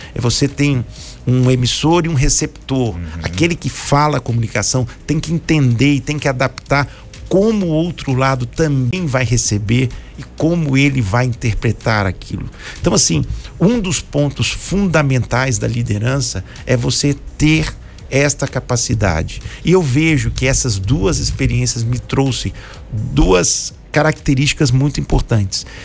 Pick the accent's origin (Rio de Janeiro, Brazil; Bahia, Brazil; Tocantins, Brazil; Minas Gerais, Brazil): Minas Gerais, Brazil; Contagem; also born or lived in Belo Horizonte; Vivi a maioria da minha vida na cidade de Contagem, Minas Gerais